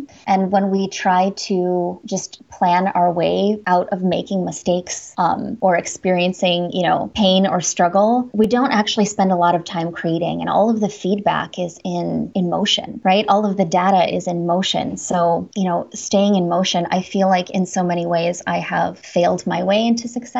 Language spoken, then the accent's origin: English; Washburn, Wisconsin, United States; Northern Wisconsin, the Shawamigan Bay of Lake Superior. So right on the Apostle Islands, a little town called Washburn.